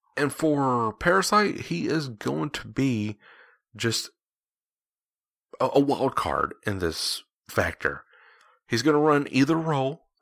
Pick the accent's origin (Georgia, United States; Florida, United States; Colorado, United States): Georgia, United States; I'm from Georgia